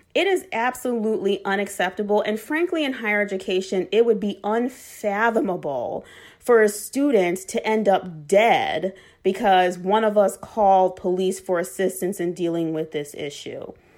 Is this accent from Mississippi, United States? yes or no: no; Chicago, Illinois, United States; I was born and raised on the west side of Chicago in the Austin community